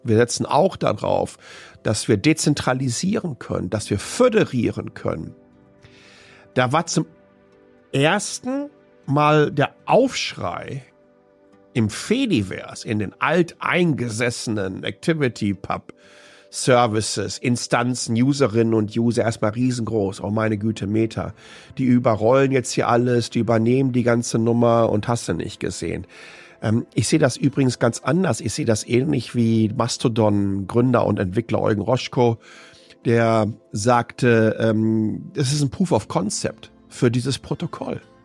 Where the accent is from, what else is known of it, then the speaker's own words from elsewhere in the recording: Waltrop, North Rhine-Westphalia, Germany; in der ich aufgewachsen bin, nämlich Waltrop im Kreis Ettinghausen. Ruhrpott-Kind